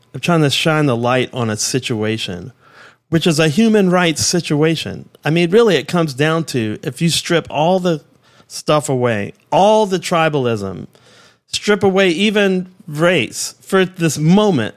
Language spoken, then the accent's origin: English; Washington, District of Columbia, United States; I grew up in Southeast Washington, which is a rough place